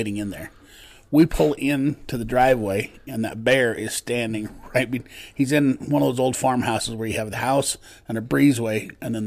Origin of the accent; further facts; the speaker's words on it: Preston, Idaho, United States; moved away; I'm from Idaho, which is I'm actually from Preston, where they did that Napoleon Dynamite movie